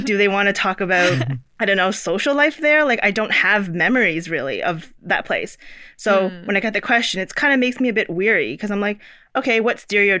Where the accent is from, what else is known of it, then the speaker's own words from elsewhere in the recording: Toronto, Ontario, Canada; also born or lived in China; I was born in China. I moved here when I was 4 years old. So I basically have no memories of, you know, not living in Canada.